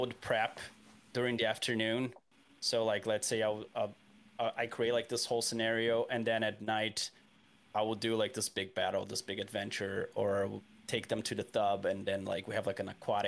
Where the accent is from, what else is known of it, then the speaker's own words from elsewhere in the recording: Brazil; now in Vancouver, Canada; I'm originally from Brazil